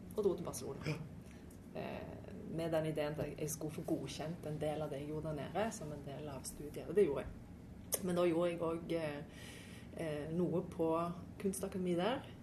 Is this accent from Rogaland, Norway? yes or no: yes; Stavanger, Rogaland, Norway; also born or lived in Trondheim / Denmark; Jeg er jo fra Stavanger, jeg er faktisk fra Storhaug. Ja, men eh, jeg har jo eh, Ja, jeg kom til Storhaug da jeg var seks år